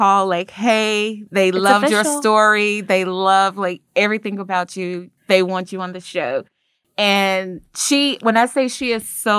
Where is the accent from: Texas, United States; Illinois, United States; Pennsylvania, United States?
Illinois, United States; Chicago; moved away as an adult; now in Memphis, United States; I was born and raised in Chicago. I came here for University of Memphis.